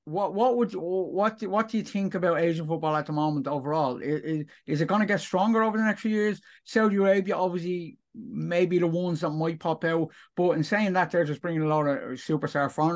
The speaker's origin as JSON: {"language": "English", "country": "Ireland", "said": "I'm from Ireland, Europe"}